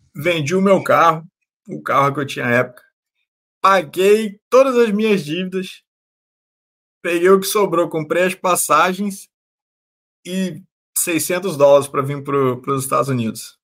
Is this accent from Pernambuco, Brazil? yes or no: no; Campos dos Goytacazes, Rio de Janeiro, Brazil; Eu sou do Rio de Janeiro, né, na cidade de Campos Goitacazes, no interior do Rio de Janeiro.